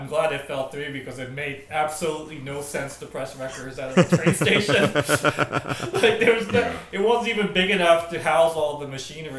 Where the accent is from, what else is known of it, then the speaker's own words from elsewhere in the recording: Japan; now in United States; my home country of Japan